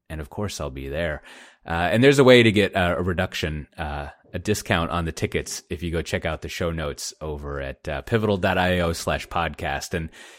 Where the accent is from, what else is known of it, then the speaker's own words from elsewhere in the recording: Austin, Texas, United States; But it'll be in my hometown of Austin, Texas.